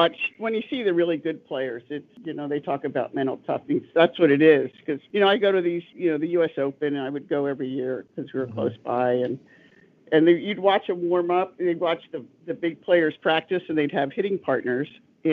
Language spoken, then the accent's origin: English; Philadelphia area, Delaware County, Pennsylvania, United States; moved away as an adult; also born or lived in North Dakota / New Orleans; now in Alaska, United States; I grew up in the Philadelphia area, Delaware County, Delco girl, if anybody knows what that is.